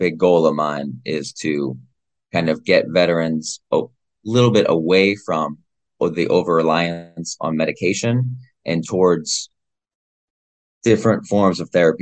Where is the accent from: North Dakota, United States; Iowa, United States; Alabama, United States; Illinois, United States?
Iowa, United States; my home state of Iowa